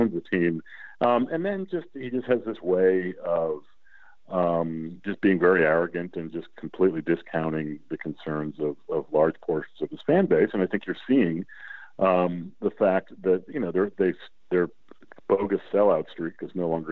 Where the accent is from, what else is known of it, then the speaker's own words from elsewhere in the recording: New England, United States; now in Washington, D.C., United States; we're from New England